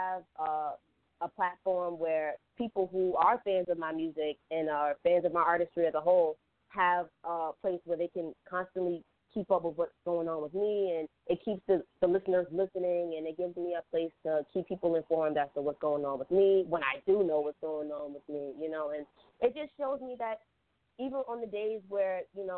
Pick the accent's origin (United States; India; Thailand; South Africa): United States; New York City, New York; I was raised in Southside, Jamaica, Queens, so I listened to a lot of New York rap